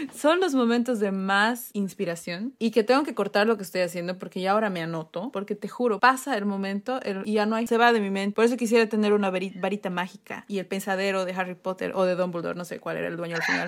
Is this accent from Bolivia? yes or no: yes; Bolivia; moved away